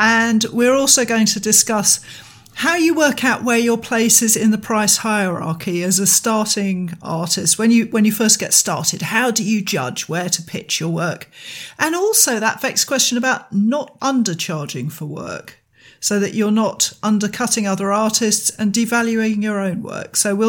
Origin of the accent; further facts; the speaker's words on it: United Kingdom; we're British, we don't do that.